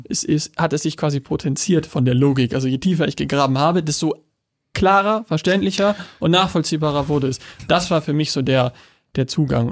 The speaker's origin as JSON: {"language": "German", "country": "Germany", "said": "ich bin Deutscher"}